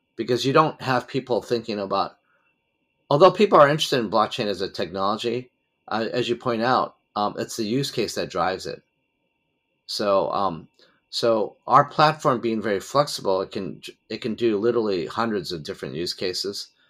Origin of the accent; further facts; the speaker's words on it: United States; moved away; I'm originally an American citizen